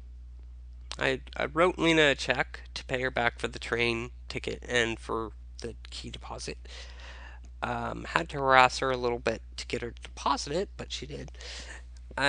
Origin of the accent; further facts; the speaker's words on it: Chico, California, United States; also born or lived in San Francisco; I grew up here physically